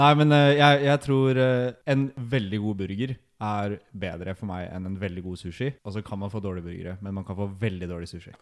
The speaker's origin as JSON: {"language": "Norwegian", "town": "Nesodden", "region": "Akershus", "country": "Norway", "also_born_or_lived": "Oslo", "moved": "as an adult", "lives_now": "Trondheim, Norway", "said": "kommer fra Nesodden."}